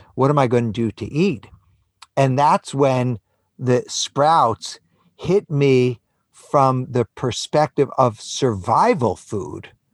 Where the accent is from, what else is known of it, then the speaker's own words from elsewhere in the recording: New York City, New York, United States; I was born and raised in New York City.